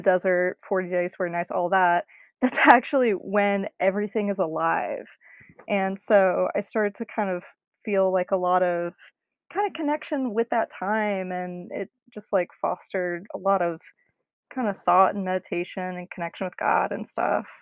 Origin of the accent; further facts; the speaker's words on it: North Carolina, United States; moved away as an adult; now in Austin, United States; I grew up in North Carolina, lived there for for 18 years